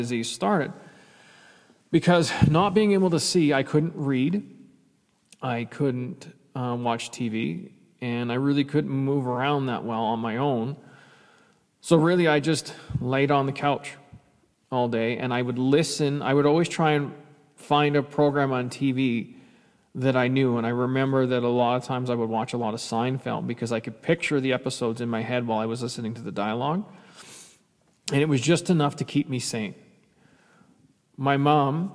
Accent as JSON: {"language": "English", "country": "Canada", "tie": "born or raised there", "said": "I'm a Canadian kid and played hockey from the time."}